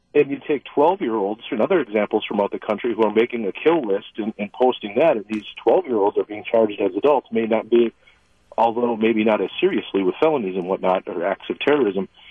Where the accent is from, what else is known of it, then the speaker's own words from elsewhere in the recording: Oostburg, Wisconsin, United States; now in West Bend, United States; I grew up in Oostburg